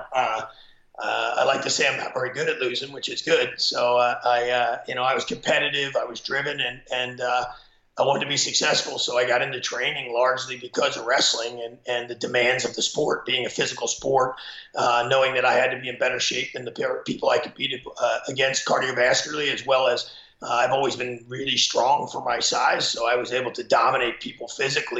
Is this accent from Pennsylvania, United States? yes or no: yes; Pennsylvania, United States; I'm from Pennsylvania. I mean, Pennsylvania's a wrestling state. So growing up, my older brother wrestled